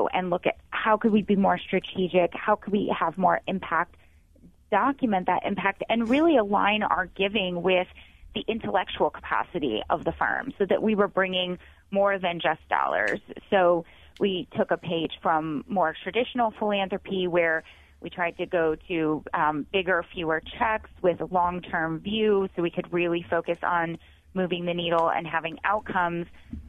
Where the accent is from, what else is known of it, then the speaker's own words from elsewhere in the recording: Ohio, United States; So I grew up in Northeast Ohio